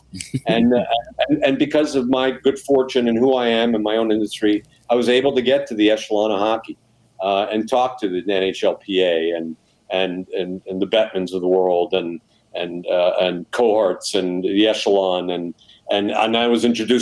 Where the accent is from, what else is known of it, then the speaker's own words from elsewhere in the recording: Southern California, United States; also born or lived in Montreal; I'm from Southern California, raised in Southern California